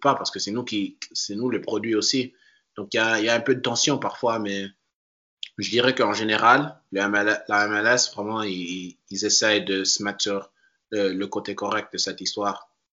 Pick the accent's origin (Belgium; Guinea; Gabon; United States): United States; Washington, District of Columbia; moved away as an adult; also born or lived in Paris, France / North Carolina; now in Portland, United States; je suis né à Paris et puis j'ai immédiatement déménagé quand j'avais deux ans. Mais j'ai vécu dans la région euh, Washington DC, et dans les banlieues euh, là-bas